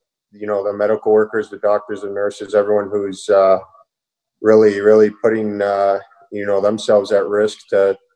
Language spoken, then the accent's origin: English; Toronto, Ontario, Canada; I'm from Toronto